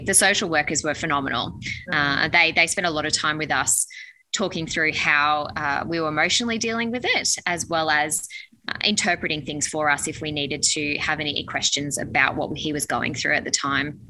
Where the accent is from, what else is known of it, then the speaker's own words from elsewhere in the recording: Newcastle, New South Wales, Australia; we're from Newcastle